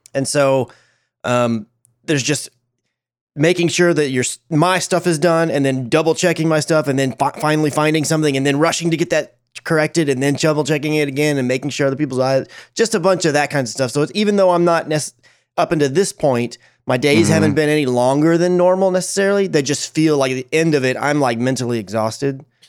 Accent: Dallas, Texas, United States; I follow the Dallas Fuel. Obviously, they're the team that represents my hometown

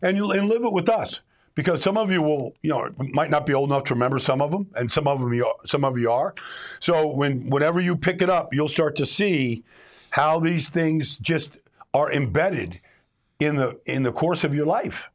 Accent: Pittsburgh, Pennsylvania, United States; I'm from Pittsburgh. My dad and mom are from Pittsburgh.

